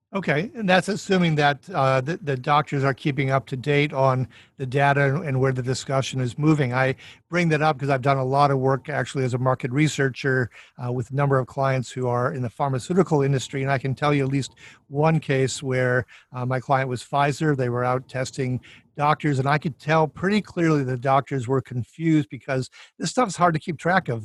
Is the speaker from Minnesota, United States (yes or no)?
yes; Minnesota, United States; I'm from Minnesota